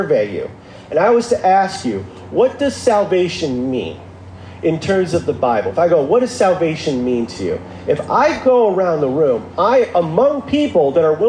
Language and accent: English; Midwest, United States; now in Santa Monica, United States; I am in Santa Monica, but I was raised in the Midwest.